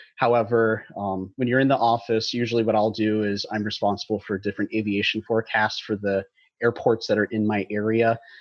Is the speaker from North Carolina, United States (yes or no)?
no; Dallas, Texas, United States; I grew up in North Texas in the Dallas area